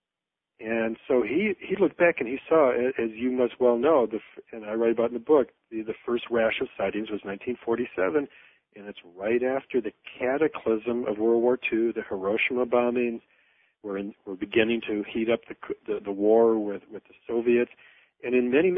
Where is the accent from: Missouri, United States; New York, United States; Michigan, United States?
Michigan, United States; I was at the drive-in in my hometown